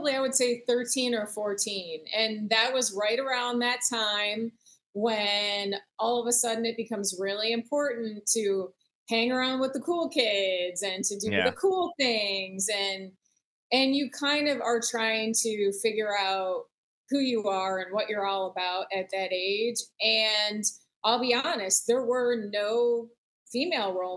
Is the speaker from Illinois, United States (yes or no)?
yes; the Midwest, suburbs of Chicago, Illinois, United States; moved away as an adult; also born or lived in Michigan; now in Florida, United States; growing up in the Midwest, spending time fishing in the suburbs of Chicago